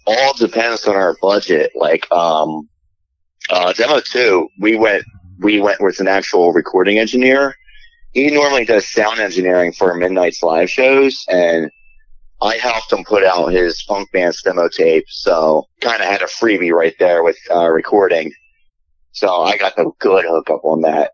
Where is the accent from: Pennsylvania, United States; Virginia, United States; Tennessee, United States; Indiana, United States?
Pennsylvania, United States; Philadelphia; I'm from Philly